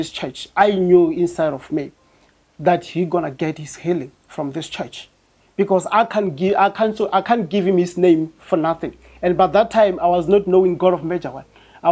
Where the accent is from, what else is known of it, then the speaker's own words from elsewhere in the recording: Venda, Limpopo, South Africa; moved away as an adult; now in Pretoria, South Africa; I'm from Venda, but I'm residing in Pretoria